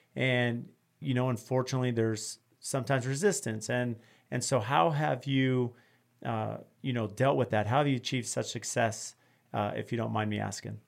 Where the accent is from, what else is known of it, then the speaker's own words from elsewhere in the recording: California, United States; I grew up working in California